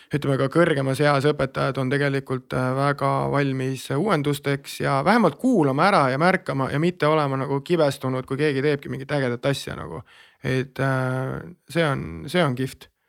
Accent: Estonia; ma olen äh, E-, eestlane, eesti rahvusest on parem öelda

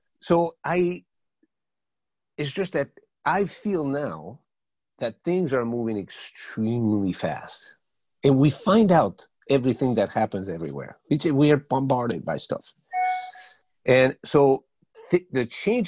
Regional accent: Paris, Île-de-France, France; first language Spanish; English is a second language; also born or lived in Madrid, Spain; I was born in Madrid and raised in Paris

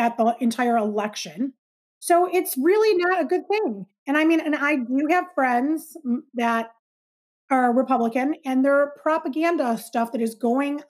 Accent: Michigan, United States; I'm from Michigan

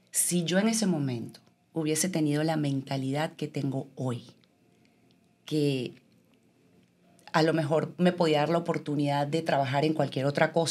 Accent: Venezuela; moved away as an adult; yo pensé que yo iba a poder continuar ejerciendo mi profesión en mi país. Realmente para mí nunca fue una meta irme de Venezuela. Yo me sentía demasiado bien en mi país.

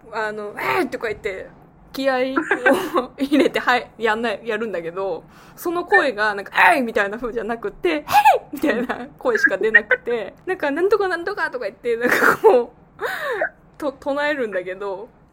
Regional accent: Gifu, Japan; 東海は東海でも岐阜出身

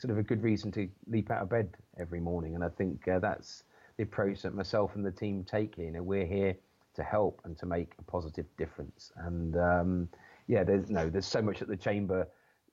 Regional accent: Chester, North West England, United Kingdom; an organization that was based up in my hometown in Chester

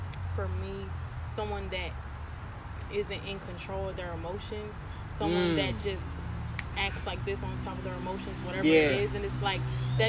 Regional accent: United States; first language English; most of my family members grew up in where we came from, and then I grew up in America, so it was like I didn't get to experience like my Hispanic culture like my family did. And I, you know, I grew up speaking English

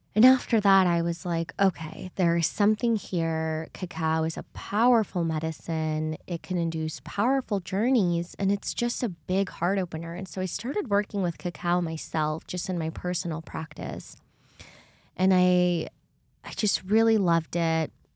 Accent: El Salvador; moved away; I grew up in El Salvador which is right next to Guatemala

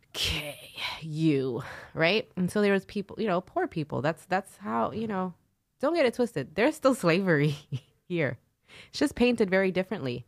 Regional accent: New York City, New York, United States; accent: nasally Brooklyn; I'm from Brooklyn

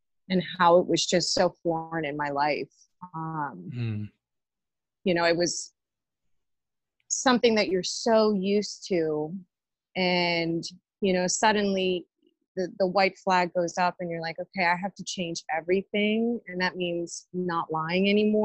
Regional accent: Pittsburgh, Pennsylvania, United States; I'm originally from the East End area of Pittsburgh

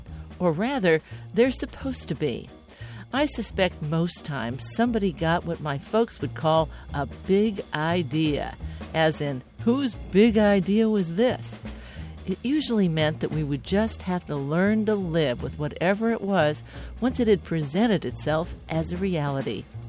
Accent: East Coast, United States; The street I grew up on the East Coast, not the West, had a little surprise for me.

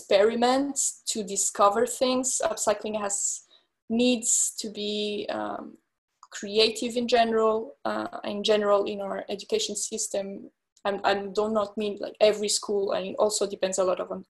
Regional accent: France; moved away as an adult; also born or lived in London / Milan; my parents are Portuguese, but I grew up in France and I also studied in London, in Milan

